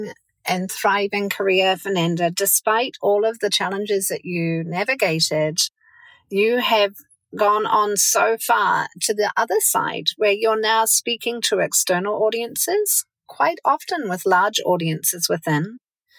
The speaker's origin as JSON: {"language": "English", "country": "New Zealand", "also_born_or_lived": "San Francisco, United States", "moved": "yes", "said": "I'm a New Zealander"}